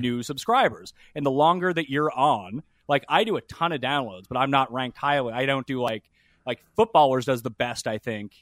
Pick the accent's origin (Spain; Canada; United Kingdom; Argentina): Canada; I'm from a university city, so there's, like, seven colleges